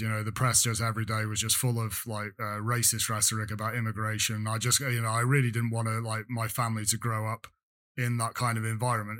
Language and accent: English; England, United Kingdom; accent: English; moved away as an adult; now in France; I was born in England